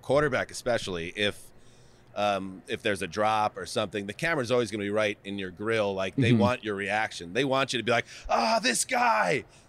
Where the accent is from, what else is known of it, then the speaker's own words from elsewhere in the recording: New York, United States; I grew up in New York, a Yankee fan.